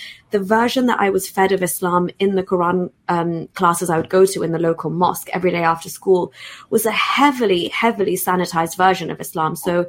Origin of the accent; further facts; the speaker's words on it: United Kingdom; So even me just being a British Pakistani